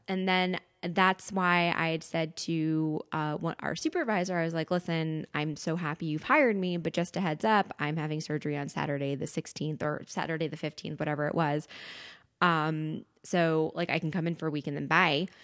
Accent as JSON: {"language": "English", "area": "Westchester County", "region": "New York", "country": "United States", "tie": "born or raised there", "said": "I grew up in Westchester County"}